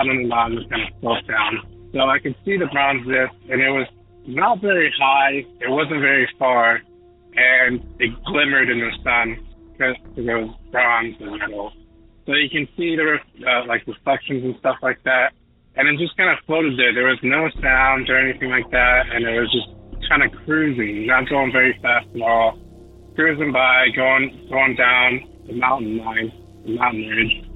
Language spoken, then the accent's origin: English; Lucerne Valley, California, United States; moved away as an adult; also born or lived in Riverside, California; now in Montana, United States; I was born in Southern California in the city of Riverside. When I was about 5 years old, we moved to this place called Lucerne Valley. And it's right below Big Bear, kind of in between Big Bear and Barstow. And there I lived for about 15 years.